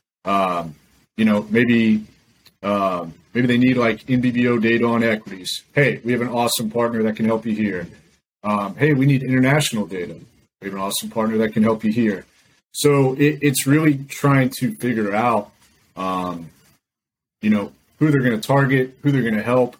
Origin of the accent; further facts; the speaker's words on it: Decatur, Illinois, United States; now in Tampa, United States; I'm originally from Decatur, Illinois, which is right in the middle of the state.